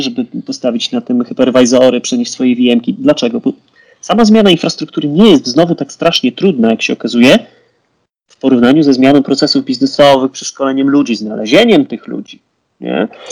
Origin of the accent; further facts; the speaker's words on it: Poland; Jesteśmy Polakami